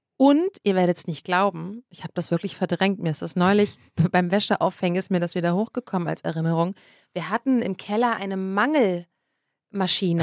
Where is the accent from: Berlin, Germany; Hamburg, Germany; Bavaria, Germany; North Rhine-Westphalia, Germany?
Berlin, Germany; ich bin ja wirklich ein Berliner Kind und wir haben zwar jetzt nie extrem zentral gewohnt